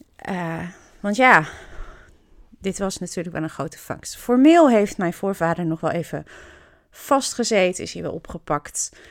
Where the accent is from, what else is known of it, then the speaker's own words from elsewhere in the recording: Kampen, Overijssel, Netherlands; moved away as an adult; also born or lived in England / Rotterdam / Emmen; Ik woon in Kampen. Ik ben er geboren, getogen